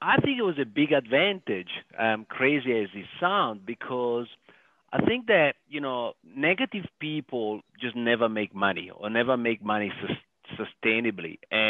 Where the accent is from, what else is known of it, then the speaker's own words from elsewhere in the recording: Italy; moved away as an adult; now in South Africa; 100% Italian, because I was born and raised in Italy, and then 100% South African, because I've been here for 22 years now, been here full-time since 99. So I always say, don't be fooled by my accent. My accent is there for a reason.